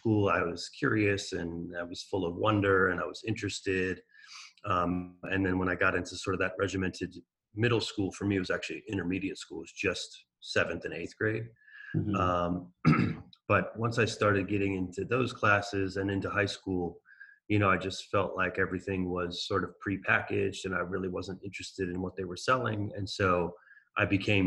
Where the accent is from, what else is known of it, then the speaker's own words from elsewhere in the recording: Maryland, United States; I came to Maryland when I was 7. And I never really like felt any sort of attachment to it. But as I've gotten older, I've really realized like how lucky I was to grow up here